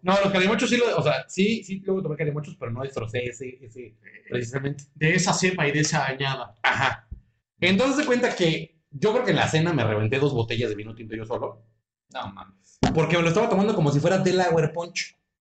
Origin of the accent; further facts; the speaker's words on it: Mexico; moved away; yo soy de México